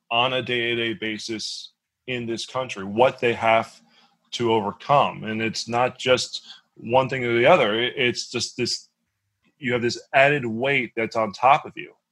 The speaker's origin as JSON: {"language": "English", "town": "Dallas", "region": "Texas", "country": "United States", "tie": "born or raised there", "said": "growing up in Dallas, Texas area when we were younger"}